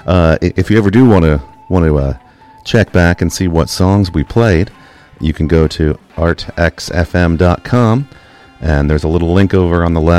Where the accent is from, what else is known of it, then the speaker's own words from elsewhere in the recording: United Kingdom; now in United States; I grew up in Britain, so I was not able to give blood for years and years in the U.S.